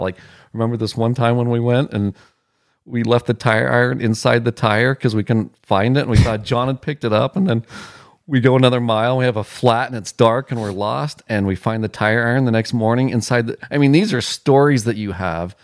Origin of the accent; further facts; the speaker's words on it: Wyoming, United States; moved away; I'm from Wyoming